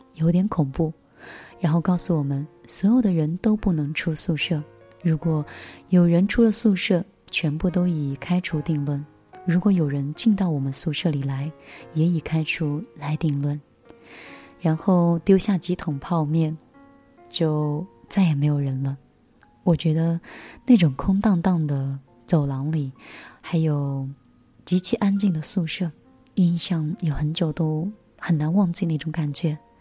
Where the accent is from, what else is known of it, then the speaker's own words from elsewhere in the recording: Anhui, China; 我是一个安徽人